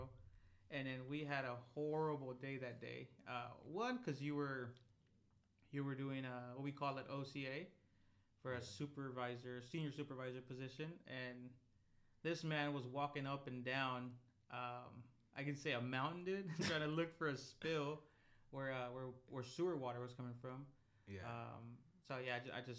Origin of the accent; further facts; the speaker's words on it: San Diego, California, United States; growing up in San Diego